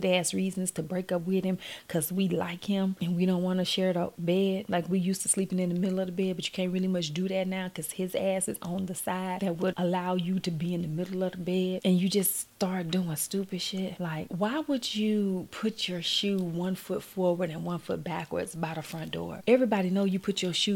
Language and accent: English; Gulfport, Mississippi, United States; I'm from Gulfport